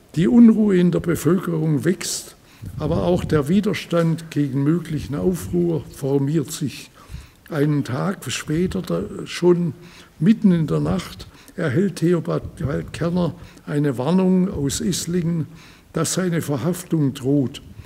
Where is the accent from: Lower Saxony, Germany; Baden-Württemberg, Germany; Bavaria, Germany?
Baden-Württemberg, Germany; Reutlingen; wie sie in Reutlingen abgespielt hat, wo ich herkomme